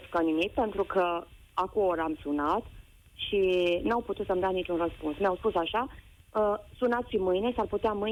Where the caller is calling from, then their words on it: Alba Iulia, Alba County, Romania; Sunt mamă, sunt din Alba Iulia